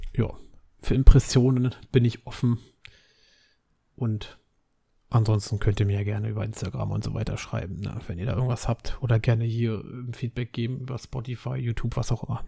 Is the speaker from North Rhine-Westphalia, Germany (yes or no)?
no; Berlin, Germany; Ich bin Berliner